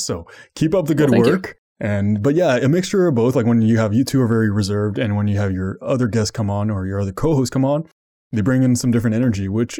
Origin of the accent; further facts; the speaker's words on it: Canada; I'm Canadian